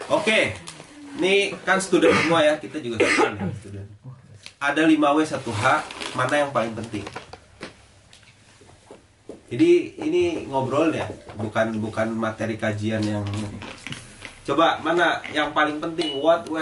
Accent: Aceh, Indonesia; jadi saya dari Aceh eh, istri saya itu orang Jakarta kita nikahnya di Jakarta keluarga saya yang dari Aceh datang kan

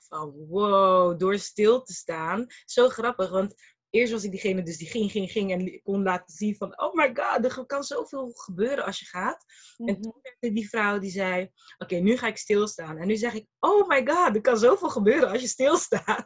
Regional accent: Rotterdam, South Holland, Netherlands; also born or lived in Malaga / Brussels / Abu Dhabi; Ik ben geboren en getogen in Rotterdam.

